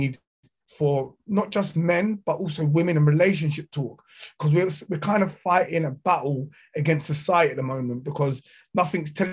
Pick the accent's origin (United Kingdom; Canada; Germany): United Kingdom; South Croydon, London; I'm from South Croydon